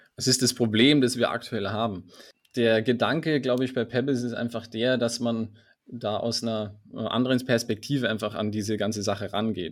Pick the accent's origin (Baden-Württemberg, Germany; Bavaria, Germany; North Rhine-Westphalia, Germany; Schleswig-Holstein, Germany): Bavaria, Germany; Allgäu; Ich bin gebürtiger Allgäuer